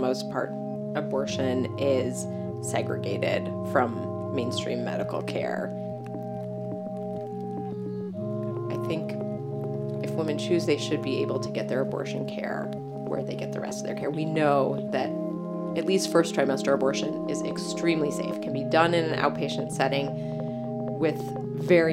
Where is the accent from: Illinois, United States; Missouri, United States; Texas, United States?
Illinois, United States; Chicago; growing up in Chicago, and specifically in Hyde Park on the south side of Chicago